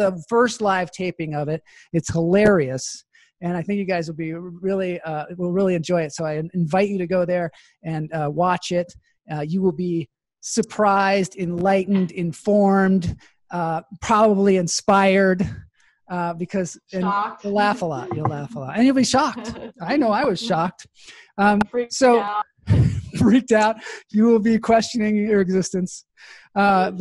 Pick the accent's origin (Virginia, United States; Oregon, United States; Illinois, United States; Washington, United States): Washington, United States; Seattle; I grew up in Seattle